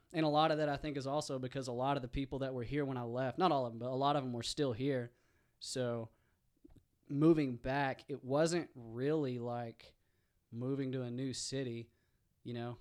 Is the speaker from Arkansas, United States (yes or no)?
yes; East End, Arkansas, United States; moved away; also born or lived in Fayetteville, Arkansas; I'm from East End, um, and I went to East Union